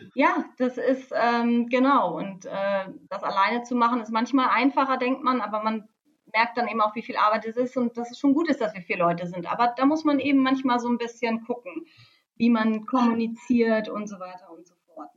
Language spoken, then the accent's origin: German; Lower Saxony, Germany; now in Bremen, Germany; ich komme ähm, aus Niedersachsen, aus der Nähe von Bremen